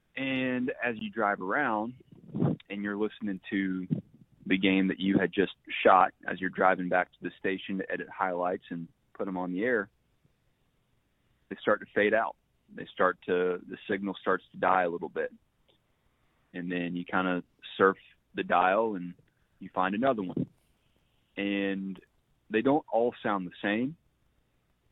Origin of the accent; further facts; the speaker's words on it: Georgia, United States; growing up in Georgia